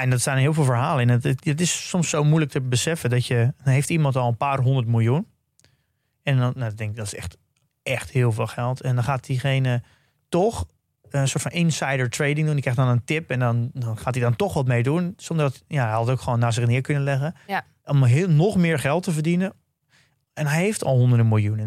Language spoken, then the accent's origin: Dutch; Netherlands; als Nederlander. dat je überhaupt geboren bent in Nederland